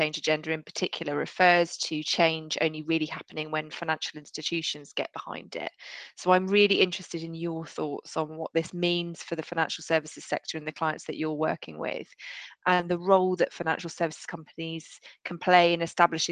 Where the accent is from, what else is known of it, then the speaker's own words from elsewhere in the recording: near Harpenden, Hertfordshire, East of England, United Kingdom; I grew up just down the road